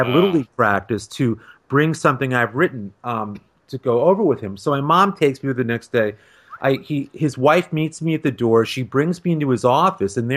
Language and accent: English; Ossining, New York, United States; growing up in Westchester County, not far from where Jim grew up